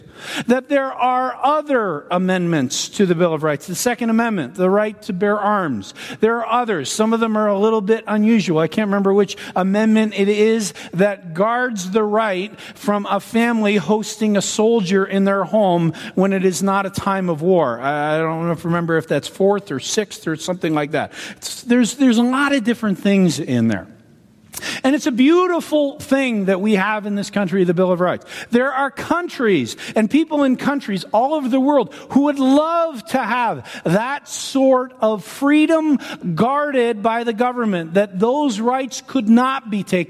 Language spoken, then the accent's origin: English; Canada; now in United States; I'm a Canadian citizen